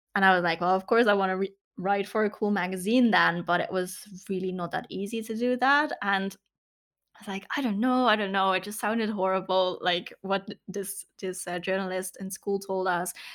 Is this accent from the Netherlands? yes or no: yes; south of the Netherlands, Netherlands; I grew up in the south of the Netherlands